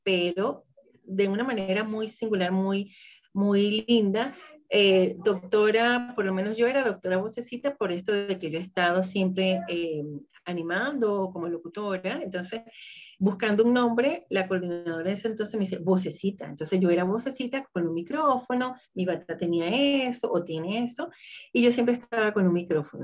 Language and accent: Spanish; Venezuela; soy de Venezuela